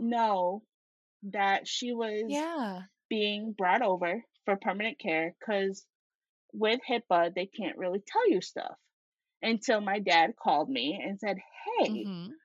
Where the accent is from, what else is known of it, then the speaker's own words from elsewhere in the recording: Syracuse, New York, United States; also born or lived in Rochester, New York; My grandma lived about an hour and a half away from where I grew up in Syracuse, New York.